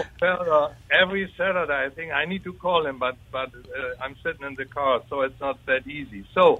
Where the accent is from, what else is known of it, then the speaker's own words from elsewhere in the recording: Germany; now in Mobile, United States; as you can hear from my deep southern accent, I was born in Germany.